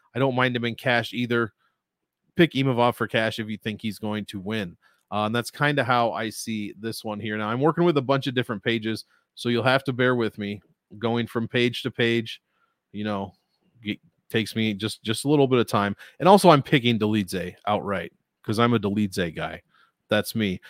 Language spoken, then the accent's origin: English; United States; as an American